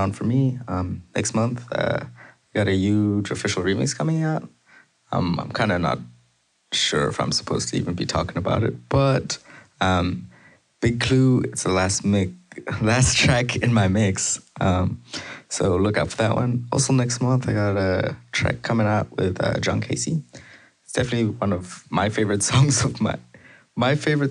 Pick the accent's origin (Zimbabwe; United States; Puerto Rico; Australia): Zimbabwe; now in Canada; I was born in Zimbabwe, but I've been living in Canada for almost the last decade, last 9 years